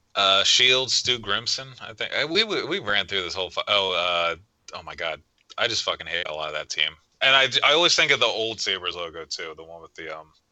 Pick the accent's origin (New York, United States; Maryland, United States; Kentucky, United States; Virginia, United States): Maryland, United States; growing up in Maryland, middle nowhere Maryland